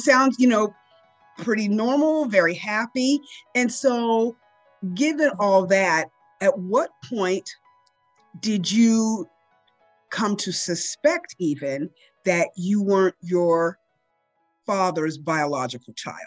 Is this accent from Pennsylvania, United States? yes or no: yes; Pittsburgh, Pennsylvania, United States; I grew up in the Pittsburgh area, um, and I grew up in a small western suburban town